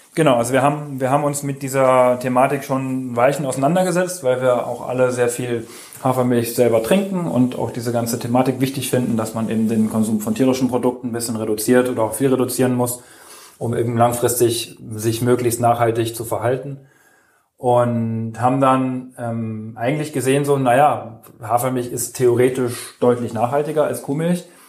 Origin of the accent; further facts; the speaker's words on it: Germany; in dem Dorf, wo ich aufgewachsen bin, also in Kitzführ am BC